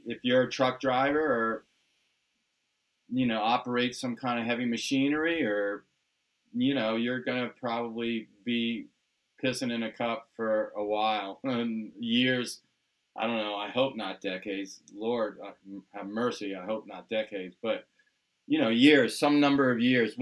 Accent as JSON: {"language": "English", "town": "Washington", "region": "District of Columbia", "country": "United States", "tie": "born or raised there", "also_born_or_lived": "Southern California", "moved": "as an adult", "said": "We grew up on the East Coast in the Washington, D.C. area"}